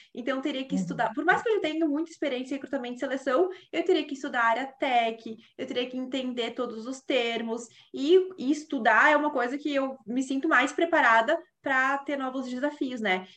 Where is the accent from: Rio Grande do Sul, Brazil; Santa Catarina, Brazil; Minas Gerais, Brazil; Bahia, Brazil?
Rio Grande do Sul, Brazil; Caxias do Sul; moved away; eu que venho de uma região lá do, do, sul, que é totalmente industrial